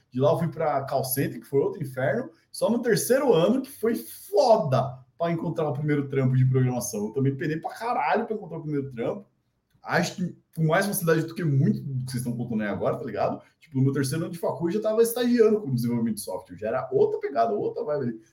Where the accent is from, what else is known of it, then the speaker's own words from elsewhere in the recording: Brazil; a gente é brasileiro